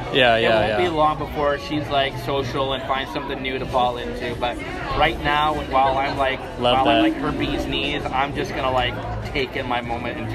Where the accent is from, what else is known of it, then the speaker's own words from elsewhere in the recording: Port Jervis, New York, United States; now in Northeast Ohio, United States; My homeland is New York. I am from the New York, New Jersey area of the United States.